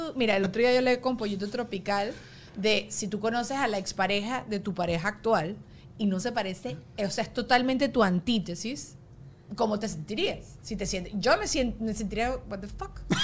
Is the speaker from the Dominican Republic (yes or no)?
no; Venezuela; now in Miami, United States; crecimos en Venezuela